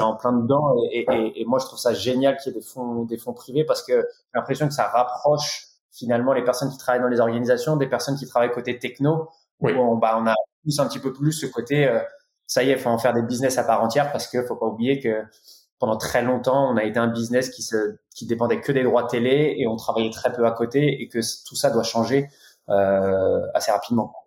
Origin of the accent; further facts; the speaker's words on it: France; on est français